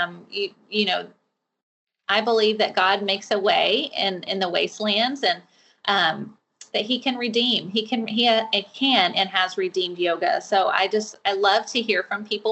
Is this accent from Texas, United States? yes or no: yes; Fort Worth, Texas, United States; I live in Texas. I'm from Fort Worth, Texas